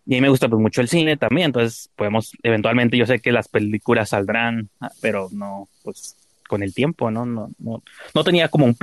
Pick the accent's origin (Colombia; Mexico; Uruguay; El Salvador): El Salvador; yo soy de El Salvador.